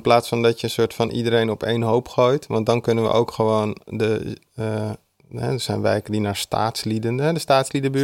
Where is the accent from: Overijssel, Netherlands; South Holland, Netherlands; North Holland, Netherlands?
North Holland, Netherlands; Amsterdam; ik kom uit de Oosterparkbuurt waar ik ben opgegroeid.